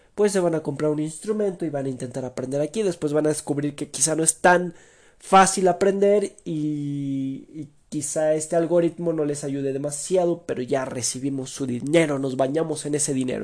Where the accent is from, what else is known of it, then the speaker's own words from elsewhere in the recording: Mexico; como típico mexicano